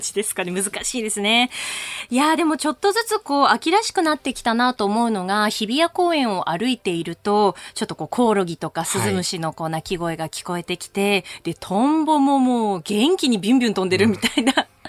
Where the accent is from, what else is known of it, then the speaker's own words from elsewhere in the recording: Akita, Japan; now in Tokyo, Japan; 秋田で育って実家が秋田にあるんですけど